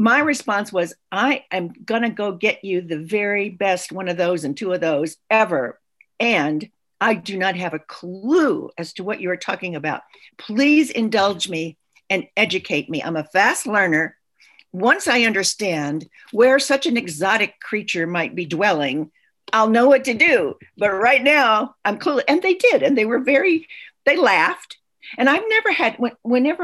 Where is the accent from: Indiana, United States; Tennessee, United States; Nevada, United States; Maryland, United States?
Tennessee, United States; Chattanooga; now in Washington, United States; I grew up in Chattanooga, Tennessee. I'm a Southern girl